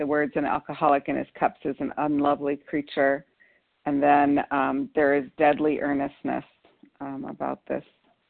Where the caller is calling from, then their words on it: Bismarck, North Dakota, United States; I'm calling from Bismarck, North Dakota.